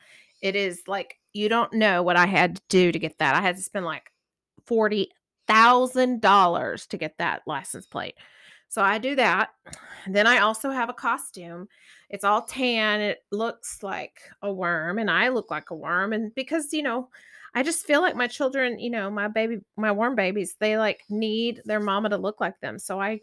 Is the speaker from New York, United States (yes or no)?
no; Corsicana, Texas, United States; I'm from Corsicana, Texas, and I love worms.